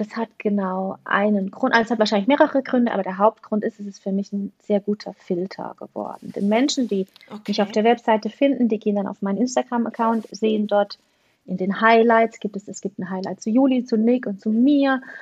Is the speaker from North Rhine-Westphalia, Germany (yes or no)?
no; Black Forest, Baden-Württemberg, Germany; ich komme aus dem Schwarzwald